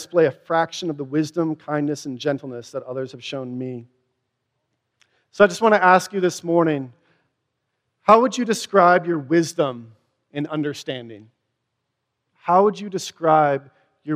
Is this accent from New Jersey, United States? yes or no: no; Wisconsin, United States; accent: Wisconsin; Door in Wisconsin, if you can tell from my accent